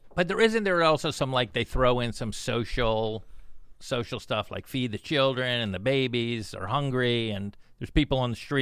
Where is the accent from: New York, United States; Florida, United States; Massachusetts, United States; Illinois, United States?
Florida, United States; Plantation; also born or lived in Silver Spring, Maryland; Then I ended up in Plantation, Florida